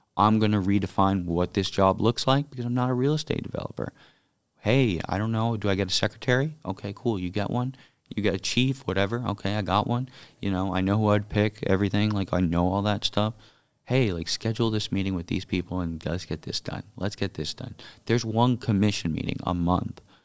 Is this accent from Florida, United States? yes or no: yes; Miami, Florida, United States; my hometown and the district I was born in, grew up